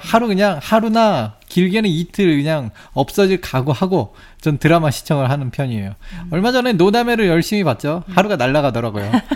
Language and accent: Korean; South Korea; 내가 한국 사람이잖아요